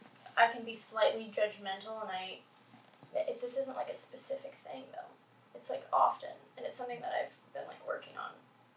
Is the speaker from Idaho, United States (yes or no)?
no; Louisville, Kentucky, United States; moved away as an adult; also born or lived in Simpsonville, Kentucky / Berlin; now in Philadelphia, United States; I'm originally from Kentucky, Simpsonville, Kentucky, but I grew up in Louisville.